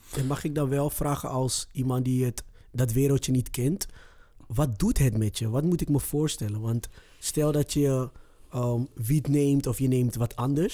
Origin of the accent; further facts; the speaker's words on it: Amsterdam, North Holland, Netherlands; Ik kom zelf uit Zuidoost